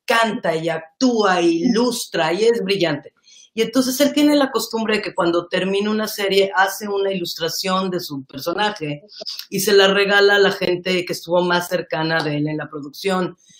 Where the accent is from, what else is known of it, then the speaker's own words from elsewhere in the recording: Mexico; como mexicanos